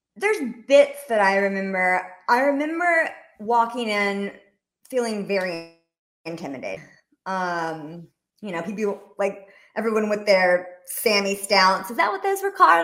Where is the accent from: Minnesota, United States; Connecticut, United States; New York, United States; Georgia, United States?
Georgia, United States; Rome; moved away as an adult; also born or lived in Washington, D.C.; I was raised in Rome, Georgia, which is, um, northeast Georgia